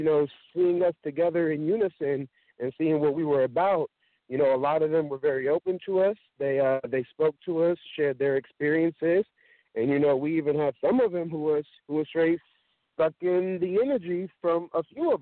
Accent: Sacramento, California, United States; I'm from Sacramento, California

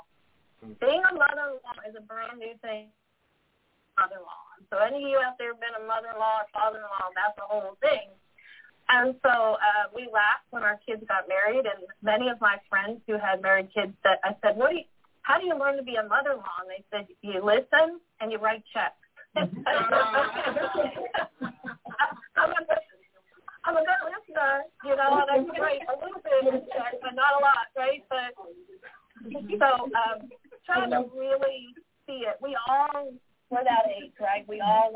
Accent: Northeast, United States; I'm from the Northeast, so I tend to talk really fast sometimes.

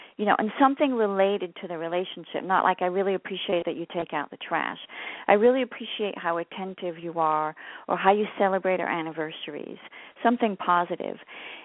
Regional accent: France; moved away as an adult; now in United States; I was born and raised in France. I know I don't sound French. I came to the U.S. when I was 19. My mother's British, so I grew up bilingual.

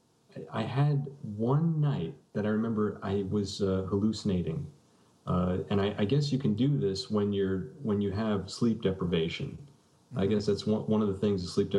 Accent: South Salem, New York, United States; my hometown of South Salem

